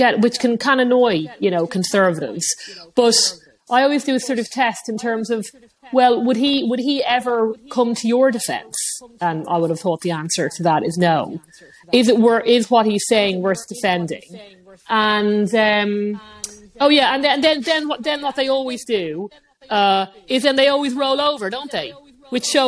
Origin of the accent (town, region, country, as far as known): Ireland